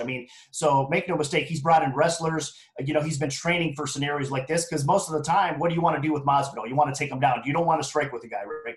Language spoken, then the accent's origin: English; Ohio, United States; moved away as an adult; now in Las Vegas, United States; I was born and raised in Ohio, so I always got to show some love for you know my home state or whatnot. Now I'm relocated, obviously, to Las Vegas